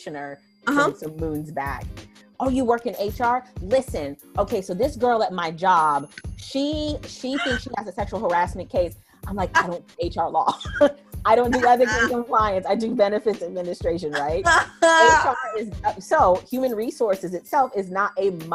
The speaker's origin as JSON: {"language": "English", "region": "Arizona", "country": "United States", "tie": "born or raised there", "also_born_or_lived": "Chicago, Illinois / Atlanta, Georgia / Brazil", "moved": "as an adult", "said": "But I was born in Chicago, grew up in Arizona, and moved to Atlanta, Georgia, not too long after high school."}